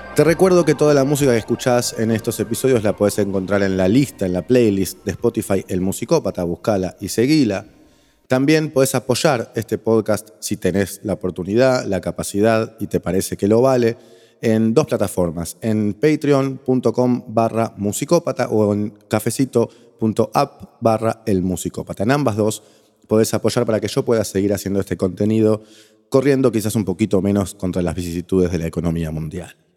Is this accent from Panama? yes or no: no; Argentina; nosotros los argentinos